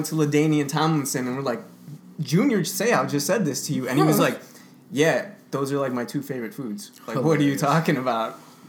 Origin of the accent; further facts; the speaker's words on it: Chicago, Illinois, United States; It's about like growing up in Pilsen